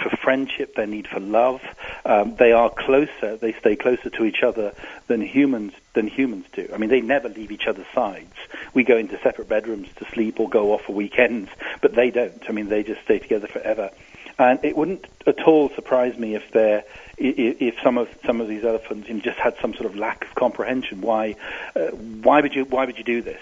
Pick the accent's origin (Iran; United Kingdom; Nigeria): United Kingdom; England; As you can hear from my accent, I come from England. I used to live in a seaside town